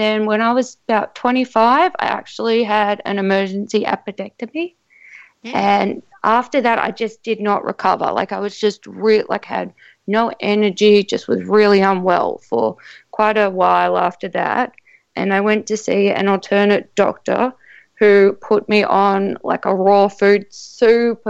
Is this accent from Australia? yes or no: yes; Sydney, New South Wales, Australia; accent: Australian; moved away; also born or lived in South Australia; I'm actually from Sydney